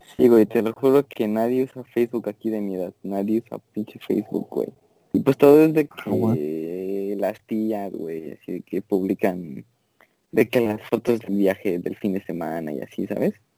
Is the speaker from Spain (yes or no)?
no; Mexico; now in United States; en México somos como más